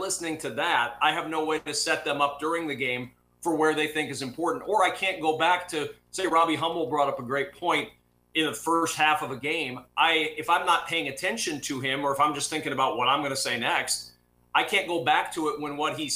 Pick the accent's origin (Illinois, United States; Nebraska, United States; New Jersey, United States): Nebraska, United States; I'm a kid from Nebraska who grew up watching games on television